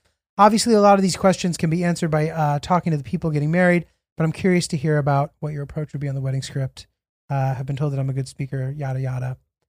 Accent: Middletown, Connecticut, United States; Julio, I feel a bit of a serendipitous connection with you because I grew up in Middletown, Connecticut.

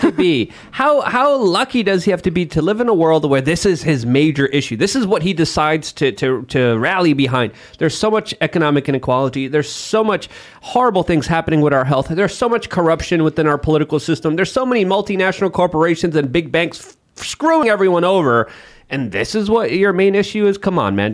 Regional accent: Poland; moved away; growing up in Poland

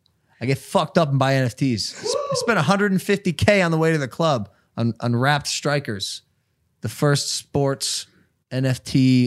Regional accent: Cleveland, Ohio, United States; born or raised there; moved away

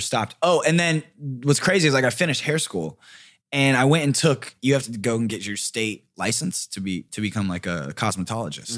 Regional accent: Riverside, California, United States; now in Los Angeles, United States; I grew up in Riverside, and it was Orange Groves

